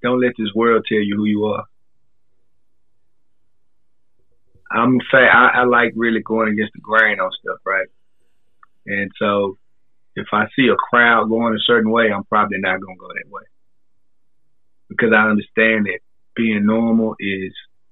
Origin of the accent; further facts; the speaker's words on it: Fort Worth, Texas, United States; moved away as an adult; now in Japan; I'm originally from Fort Worth, Texas